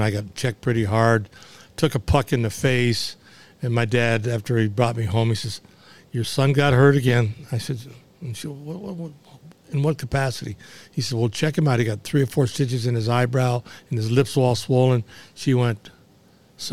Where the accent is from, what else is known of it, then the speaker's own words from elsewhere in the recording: Chatham, Ontario, Canada; basically down around my hometown, Chatham